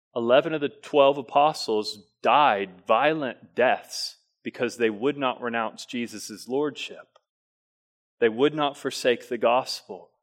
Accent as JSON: {"language": "English", "region": "the South", "country": "United States", "tie": "born or raised there", "said": "growing up in the South and being, uh, you know, kind of Americanized Christianity"}